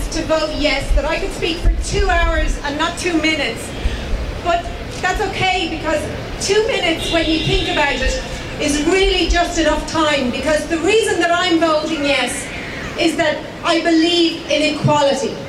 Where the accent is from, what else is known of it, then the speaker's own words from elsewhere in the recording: Ireland; as an Irish citizen